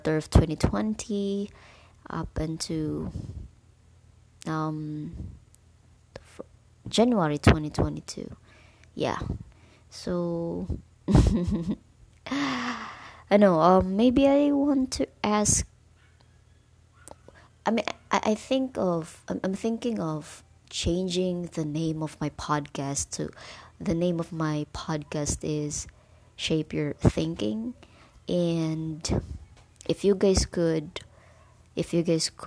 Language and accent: English; Bohol, Central Visayas, Philippines; I'm from Bohol actually